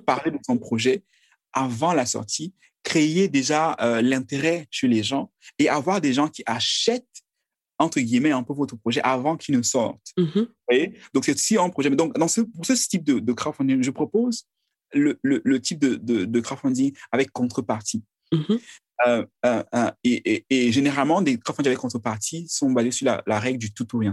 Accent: Menoua, West, Cameroon; je suis Camerounais, je, je suis euh, de la Menoir

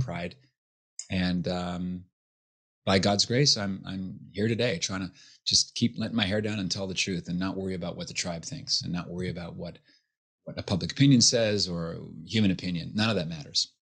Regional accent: Halifax, Nova Scotia, Canada; born and raised in Halifax, Nova Scotia

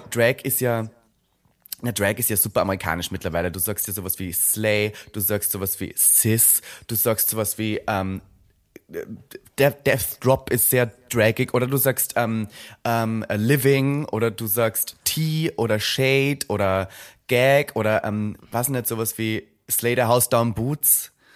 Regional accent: Austria; moved away as an adult; now in Berlin, Germany; ich komme aus Österreich

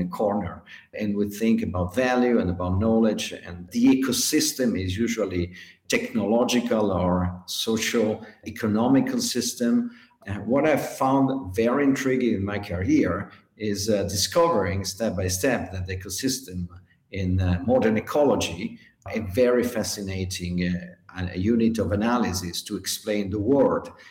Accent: Greece; now in Switzerland; I'm from Greece but living in Switzerland

